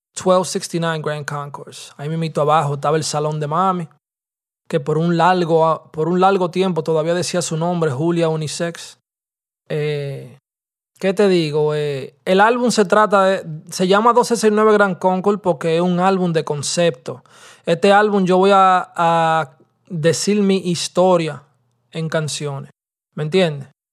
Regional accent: Santo Domingo, Distrito Nacional, Dominican Republic; also born or lived in New York, United States; ese era el colegio mío en Lucerna, ¿verdad? En Santo Domingo, yo iba a un colegio que es, que le se llama el Víctor Manuel.

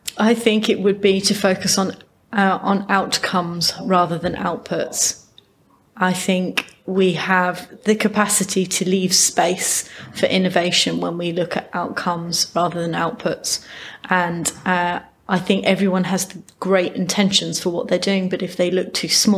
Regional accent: United Kingdom; we're very British

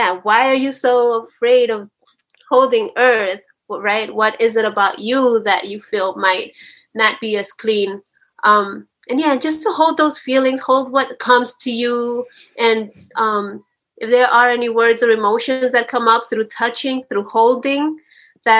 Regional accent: New Jersey, United States; also born or lived in Chalchuapa, El Salvador; at the age of 8, my family and I migrated from that, and we came to the United States, to New Jersey

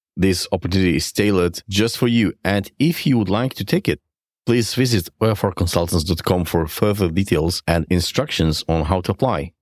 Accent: Poland; I come from Poland and what you can imagine how Poland looks thirty years ago.

